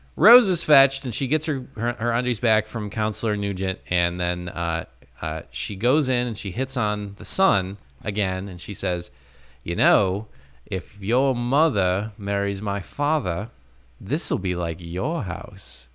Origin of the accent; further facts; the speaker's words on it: United States; as an American